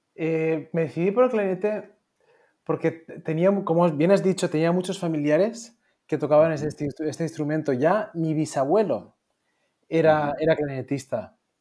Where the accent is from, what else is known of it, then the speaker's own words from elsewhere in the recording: Moncofa, Valencian Community, Spain; moved away; also born or lived in Philadelphia; yo soy de, de, un pueblecito pequeñito, Moncofa, en Castellón, y que el edificio más alto pues tendrá cuatro plantas y, aquí todo en mi pueblo se, regía sobre cómo mide el campanario